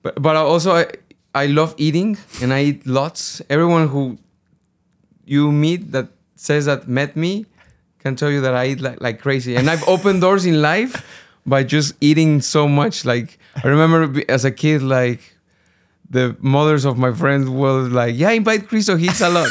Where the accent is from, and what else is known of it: Guadalajara, Jalisco, Mexico; born or raised there; first language Spanish; English is a second language; moved away as an adult; also born or lived in United Kingdom